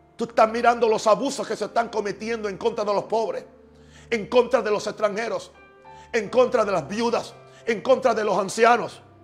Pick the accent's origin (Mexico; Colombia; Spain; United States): United States; en mi país también, en Estados Unidos